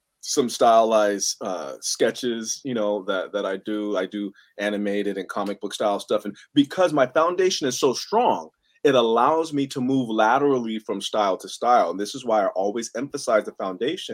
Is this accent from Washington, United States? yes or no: no; San Francisco, California, United States; I grew up in the Mission District of San Francisco.